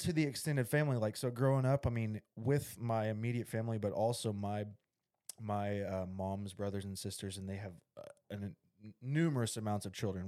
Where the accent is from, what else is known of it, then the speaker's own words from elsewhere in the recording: Little Rock, Arkansas, United States; also born or lived in Bryant, Arkansas; I grew up in Little Rock